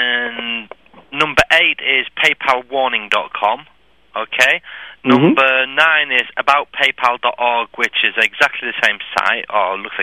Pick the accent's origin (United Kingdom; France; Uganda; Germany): United Kingdom; England; I'm English